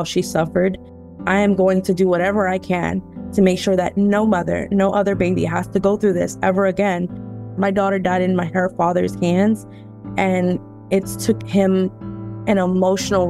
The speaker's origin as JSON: {"language": "English", "town": "Houston", "region": "Texas", "country": "United States", "said": "I'm originally from Houston, Texas"}